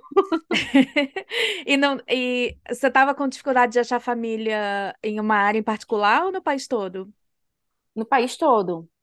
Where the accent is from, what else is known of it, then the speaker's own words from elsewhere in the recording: Recife, Pernambuco, Brazil; moved away as an adult; now in Sweden; Eu sou de Recife, Pernambuco